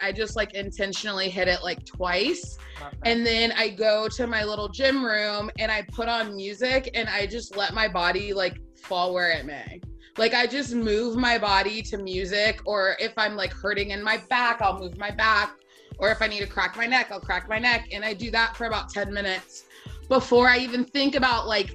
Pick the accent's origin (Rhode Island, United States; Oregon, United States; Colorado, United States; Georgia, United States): Georgia, United States; Atlanta; also born or lived in Knoxville, Tennessee; I am originally from Atlanta, Georgia